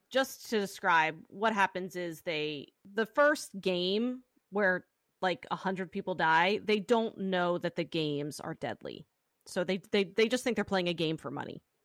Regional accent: Pennsylvania, United States; accent: Pennsylvania; my Pennsylvania accent

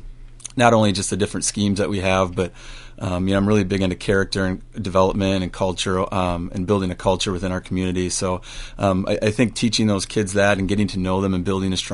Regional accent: Medford, Minnesota, United States; moved away as an adult; also born or lived in Winona, Minnesota / St. Louis, Missouri / Owatonna, Minnesota; now in Northfield, United States; I'm from Medford, Minnesota

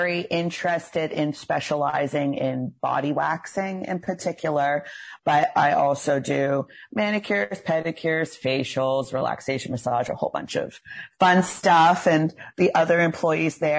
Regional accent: Port Hawkesbury, Nova Scotia, Canada; now in Dartmouth, Canada; I'm from Cape Breton. I'm from Port Hawkesbury originally, but I've been here since 2009

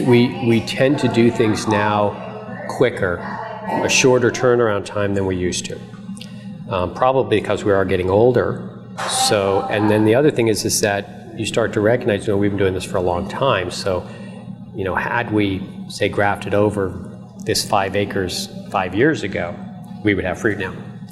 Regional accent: New Jersey, United States; we came from New Jersey, okay, the most densely populated state in the United States.

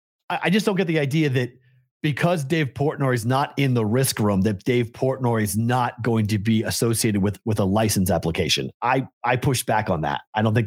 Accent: Massachusetts, United States; I grew up on the North Shore of Boston.

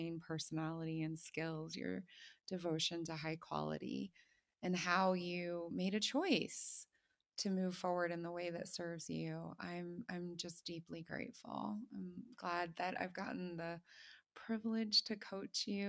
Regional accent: Ohio, United States; moved away; I was born in Ohio. I was educated as an American

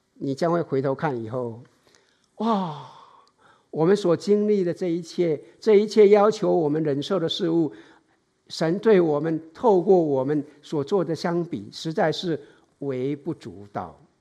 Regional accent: Taiwan; now in San Francisco Bay Area, United States; 从小时候在台湾的，哎，受训练的本能

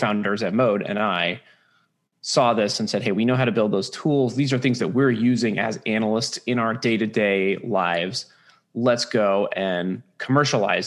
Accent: San Francisco, California, United States; I'm originally from San Francisco. I know that's weird. I'm one of the few. I grew up here

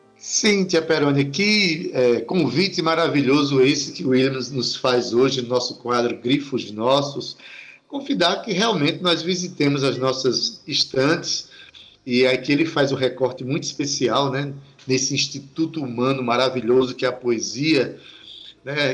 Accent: Itabaiana, Paraíba, Brazil; moved away; vamos ter a Feira Literária Itabaiana na minha terra, na minha cidade

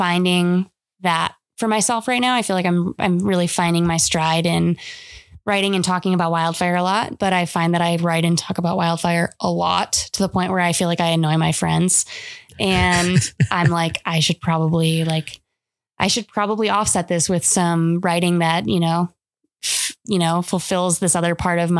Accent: Michigan, United States; moved away; Growing up in Michigan.

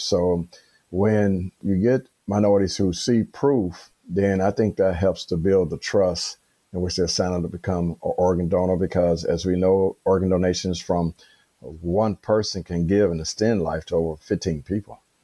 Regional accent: Chicago, Illinois, United States; born and raised in Chicago

